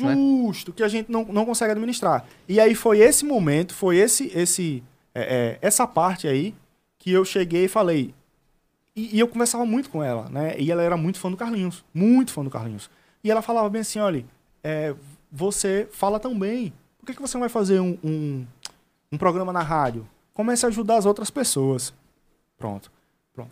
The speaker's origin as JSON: {"language": "Portuguese", "town": "Penedo", "region": "Alagoas", "country": "Brazil", "said": "eu sou de Penedo"}